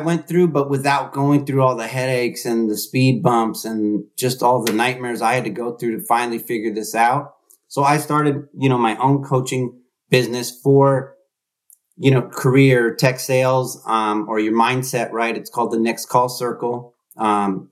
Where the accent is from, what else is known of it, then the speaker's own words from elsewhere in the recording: Bay Area, California, United States; I'm here in the Bay Area. I grew up here in the Bay Area